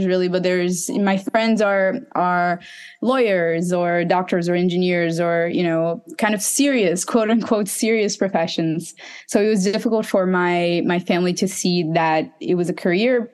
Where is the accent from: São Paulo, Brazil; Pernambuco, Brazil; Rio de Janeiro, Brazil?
Pernambuco, Brazil; Recife; I'm from Recife. That's in the northeast of Brazil.